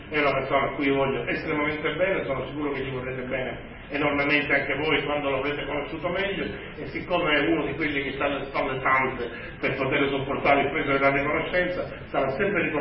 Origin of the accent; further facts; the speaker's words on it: Sicily, Italy; also born or lived in Milan / Rome / Palermo; di fronte alla mia terra, di fronte al bene che la Sicilia